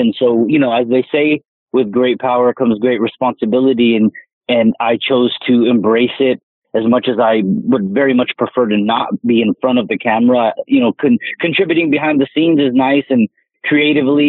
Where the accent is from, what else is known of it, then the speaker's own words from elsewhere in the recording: Southern California, United States; I was just a kid growing up in Southern California